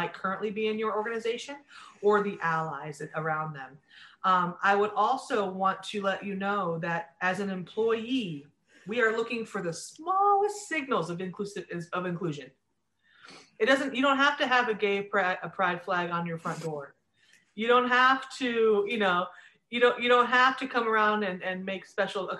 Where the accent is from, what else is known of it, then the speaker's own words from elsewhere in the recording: Sandusky, Ohio, United States; I grew up in near Sandusky, Ohio